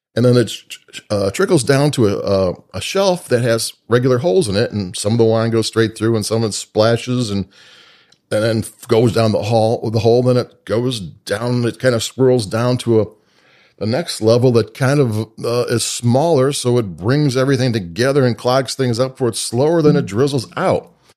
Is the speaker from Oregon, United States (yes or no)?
no; Chicago, Illinois, United States; I'm from Chicago